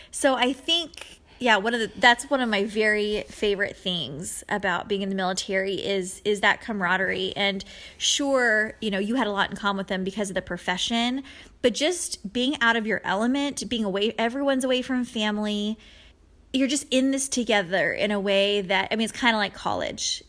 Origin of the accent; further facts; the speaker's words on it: San Diego, California, United States; moved away; we're from San Diego, both Pete and I. So we were, um, friends in high school